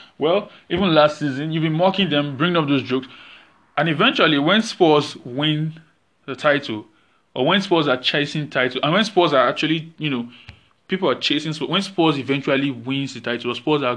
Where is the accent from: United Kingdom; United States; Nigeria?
Nigeria; As a Nigerian